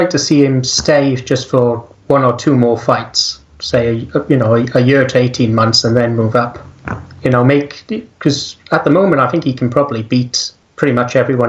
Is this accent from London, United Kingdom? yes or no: no; Wales, United Kingdom; accent: Welsh; I mean, there's probably people laughing at my accent right now, my Welsh accent, right?